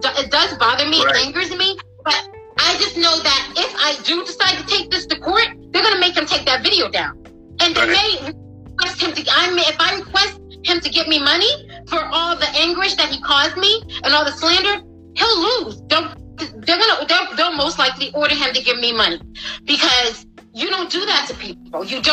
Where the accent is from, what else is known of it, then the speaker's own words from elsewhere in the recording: Boston, Massachusetts, United States; also born or lived in Buffalo, New York / Malden, Massachusetts / Everett, Massachusetts; I was raised in Massachusetts, in Boston, Massachusetts, Dorchester section